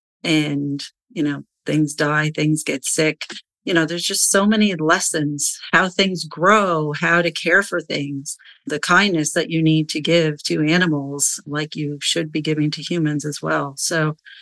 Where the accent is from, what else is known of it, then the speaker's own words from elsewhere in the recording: Nova Scotia, Canada; I'm from the East Coast of Canada in beautiful Nova Scotia